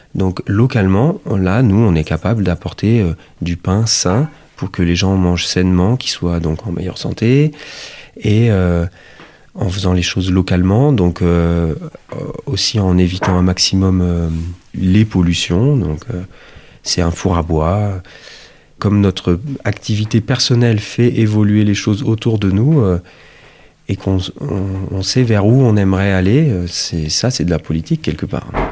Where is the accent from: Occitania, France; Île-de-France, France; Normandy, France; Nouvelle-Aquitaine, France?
Occitania, France; Toulouse; now in Autrans, France; je suis toulousain d'origine